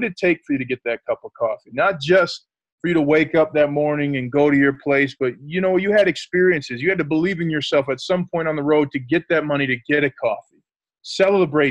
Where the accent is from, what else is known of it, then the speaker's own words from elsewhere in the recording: St. Paul, Minnesota, United States; also born or lived in Notre Dame, Indiana; now in Denver, United States; I'm from the Twin Cities, St. Paul, Minnesota